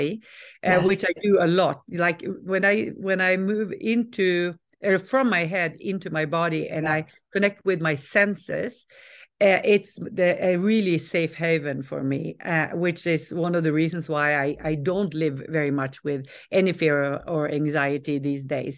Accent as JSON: {"language": "English", "country": "Norway", "also_born_or_lived": "Stockholm, Sweden / California, United States / the Alps", "moved": "yes", "said": "I'm Norwegian, but we moved from Stockholm to California"}